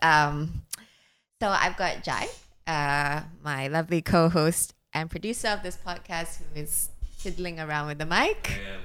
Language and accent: English; Singapore; I grew up in Singapore.